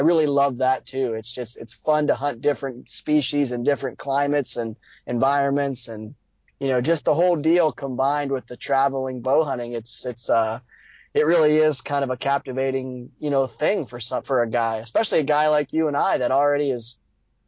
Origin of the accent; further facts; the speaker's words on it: Ohio, United States; Here in Ohio